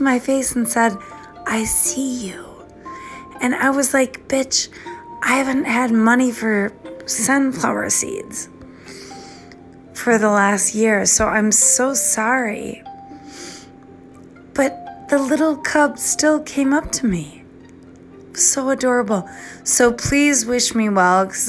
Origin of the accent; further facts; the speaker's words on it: East Coast, United States; now in Minnesota, United States; I don't have a southern accent because I'm from the East Coast and I live in Minnesota